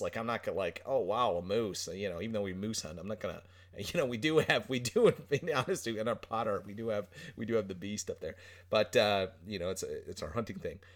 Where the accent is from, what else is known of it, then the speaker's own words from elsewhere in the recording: Newfoundland and Labrador, Canada; accent: Newfoundland; we're on this island on the edge